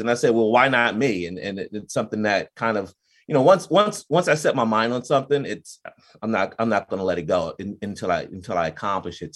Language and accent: English; New Jersey, United States; I'm from New Jersey